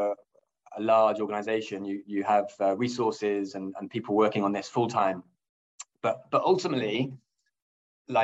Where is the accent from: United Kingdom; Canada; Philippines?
United Kingdom; England; moved away as an adult; now in Nordic countries; I am indeed English and British. And I came from L'Oréal in the UK